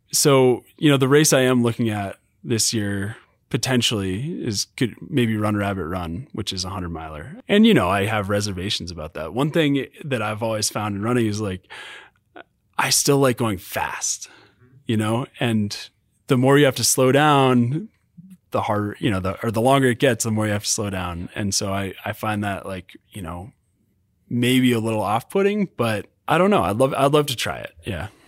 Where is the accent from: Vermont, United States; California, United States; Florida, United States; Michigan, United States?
Vermont, United States; now in Utah, United States; growing up in Vermont and then move, being in Utah